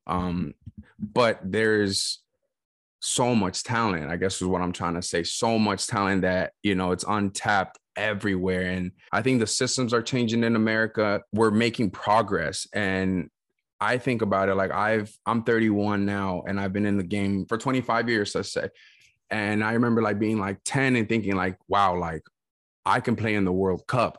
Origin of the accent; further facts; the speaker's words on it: West Coast, United States; I grew up in the West Coast